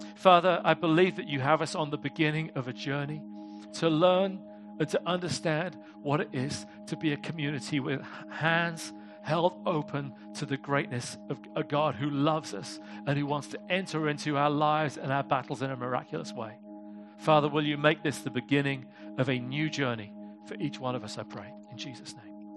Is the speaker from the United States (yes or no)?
no; United Kingdom; I'm British